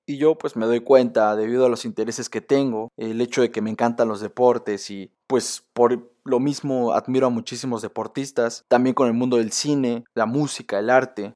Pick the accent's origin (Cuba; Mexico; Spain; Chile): Mexico; nosotros como mexicanos